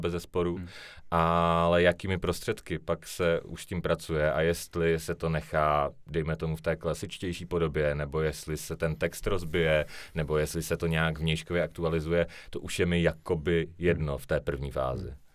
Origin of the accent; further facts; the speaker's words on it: Ostrava, Moravian-Silesian Region, Czechia; já se jako hrdě hlásím k tomu, že jsem se narodil a vyrostl jsem v Ostravě